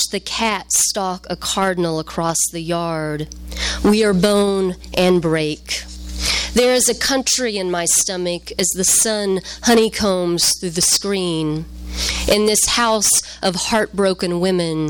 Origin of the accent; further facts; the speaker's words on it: the South, United States; also born or lived in Louisiana / Arkansas; now in Chicago, United States; I'm from the South. I'm from a very small town in the South